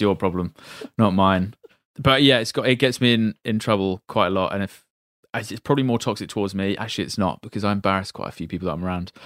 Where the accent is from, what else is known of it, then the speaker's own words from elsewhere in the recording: Reading, South East England, United Kingdom; I'm from Reading